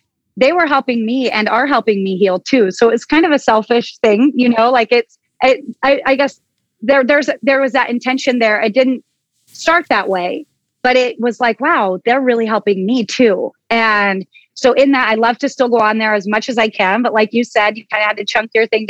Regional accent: Oso, Washington, United States; I come from Oso, Washington. I'm a small town girl. I'm a country kid

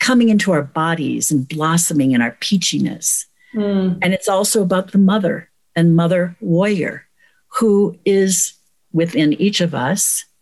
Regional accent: United States; as American women

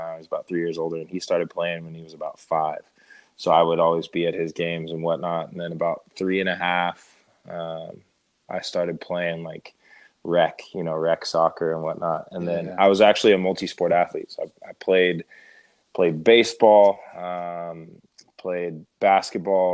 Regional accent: Stockton, California, United States; I'm from Stockton and building a Division I program, kind of in my hometown and in my backyard

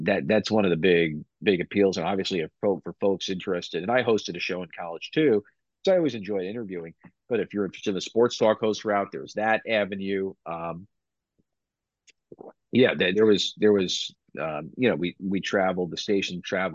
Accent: Long Island, New York, United States; moved away as an adult; now in Binghamton, United States; growing up in Long Island, a lot of my friends went to SUNY Binghamton

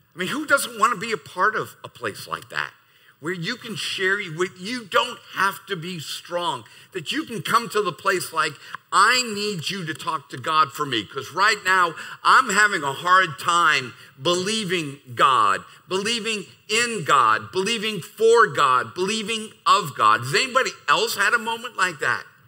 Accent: United States; as an American

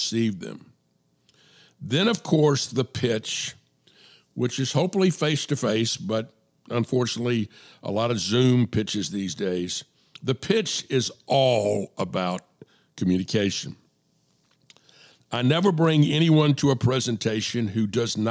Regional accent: DeKalb County, Atlanta area, Georgia, United States; I went to Avondale

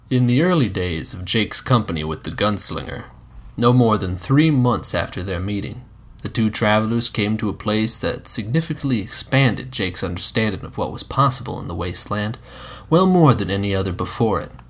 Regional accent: South Dakota, United States; my home state

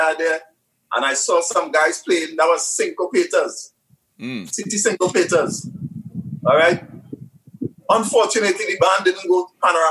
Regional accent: Laventille, Trinidad & Tobago; now in Barataria, Trinidad and Tobago; I grew up in Lavantil area

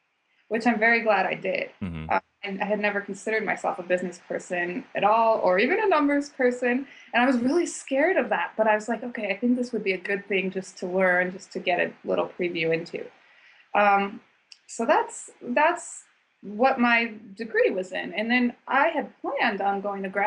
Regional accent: Boise, Idaho, United States; I grew up in Boise, Idaho, which no one knows anything about, but it's a really great place

